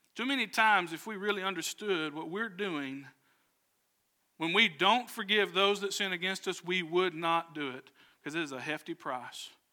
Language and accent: English; Southwest Arkansas, United States; I grew up in Southwest Arkansas